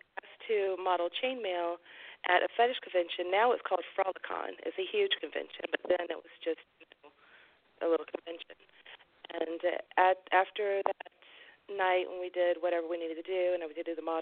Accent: Atlanta, Georgia, United States; accent: southern; I'm from originally Atlanta

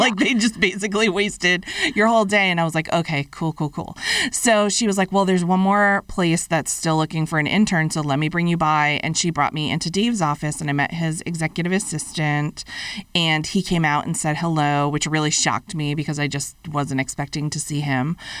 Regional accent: Fitchburg, Massachusetts, United States; moved away as an adult; my college, Fitchburg State College, in my hometown

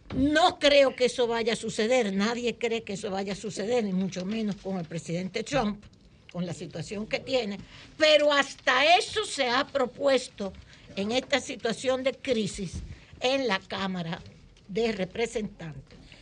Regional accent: Dominican Republic; los dominicanos

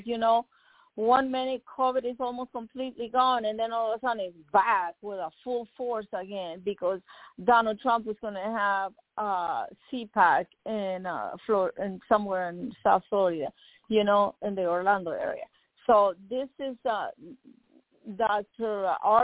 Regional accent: Nicaragua; now in United States; When I came from Nicaragua

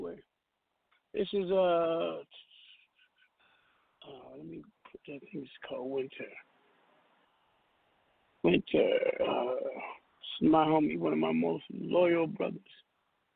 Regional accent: Seattle, Washington, United States; I'm from Seattle, Washington

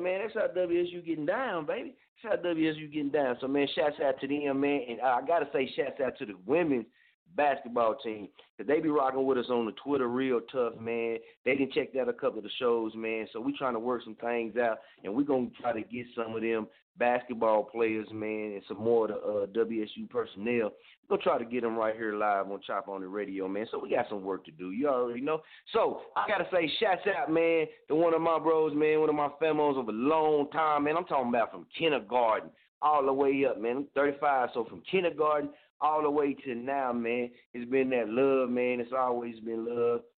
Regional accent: Muskogee, Oklahoma, United States; born or raised there

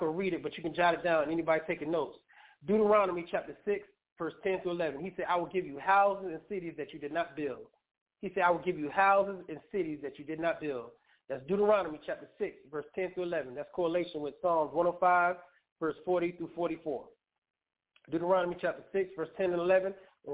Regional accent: New York, United States; now in Atlanta, United States; in New York State, my home state

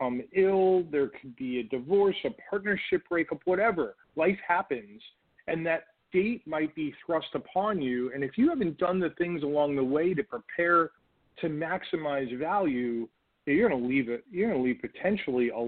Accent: New York, United States; now in Chicago, United States; New York, originally from New York

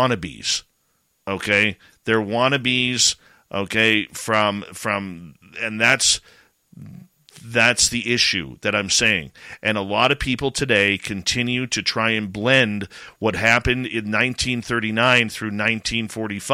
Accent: Canada; I'm Canadian

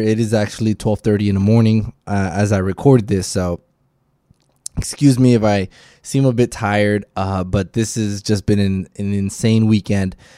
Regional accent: Miami, Florida, United States; I am from Miami.

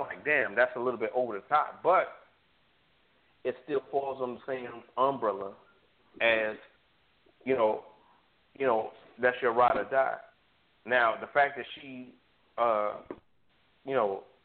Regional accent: New York City, New York, United States; also born or lived in Harrisburg, Pennsylvania; now in Atlanta, United States; I'm South Jamaican Queens born and bred

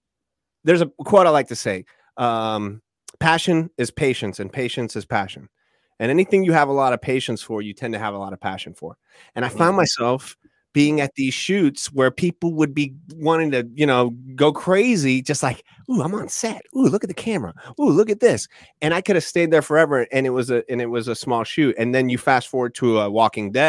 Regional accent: Orlando, Florida, United States; a young little boy growing up in Orlando, Florida

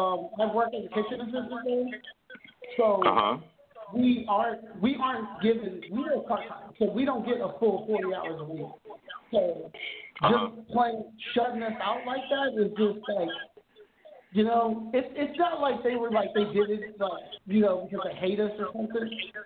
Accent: Los Angeles, California, United States; I'm from {S6} Hey, {S7} LA.

